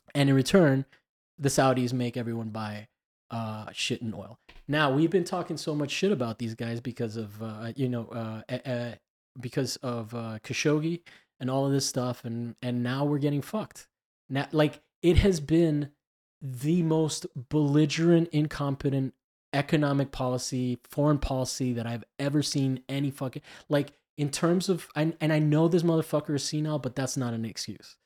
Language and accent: English; Miami, Florida, United States; moved away; I grew up in Miami and I'm Cuban